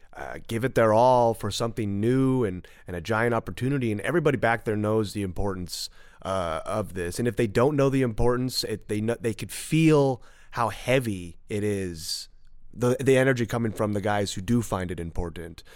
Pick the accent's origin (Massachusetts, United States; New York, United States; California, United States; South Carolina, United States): California, United States; Southern; also born or lived in Burbank / Rancho Cucamonga / Sherman Oaks; I'm just a California, Southern California guy. born and raised